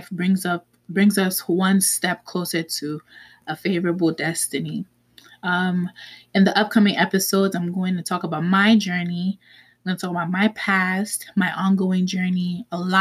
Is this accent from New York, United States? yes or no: yes; New York City, New York, United States; also born or lived in Manhattan, New York; now in New Jersey, United States; I was born in Manhattan, raised in the Bronx, and now I currently reside in New Jersey.